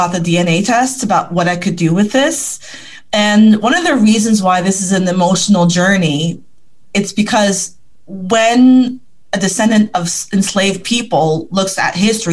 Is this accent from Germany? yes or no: no; Ottawa, Ontario, Canada; I was born 4 kilometers from Parliament Hill